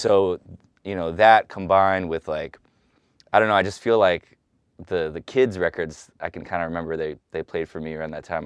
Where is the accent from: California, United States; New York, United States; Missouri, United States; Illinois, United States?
California, United States; San Francisco; moved away; the neighborhood I grew up in. I grew up on, like, twenty-third and Dolores